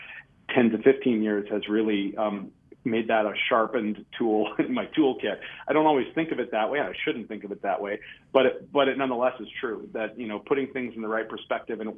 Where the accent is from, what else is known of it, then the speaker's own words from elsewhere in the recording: Minnesota, United States; I'm still a Minnesotan